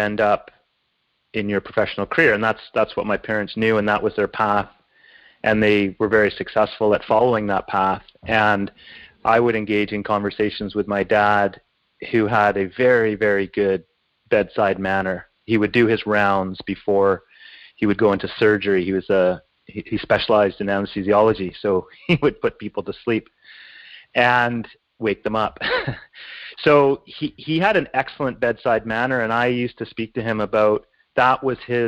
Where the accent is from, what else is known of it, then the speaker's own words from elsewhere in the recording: Glace Bay, Nova Scotia, Canada; I was born in Glace Bay, Nova Scotia, to two parents who were British and professionals